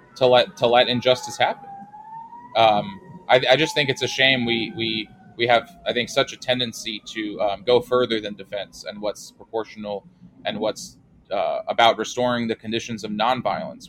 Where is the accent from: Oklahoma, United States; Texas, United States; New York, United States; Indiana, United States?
New York, United States; New York City; I'm from the Northeast. I'm from New York City